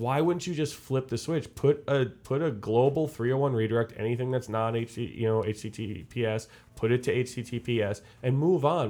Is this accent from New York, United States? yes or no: yes; Long Island, New York, United States; I'm from Long Island